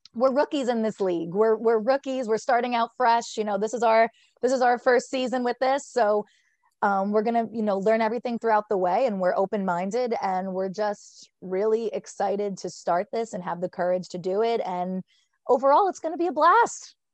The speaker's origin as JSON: {"language": "English", "town": "Fairfield", "region": "New Jersey", "country": "United States", "said": "I am from Fairfield, New Jersey. I went to West Essex High School"}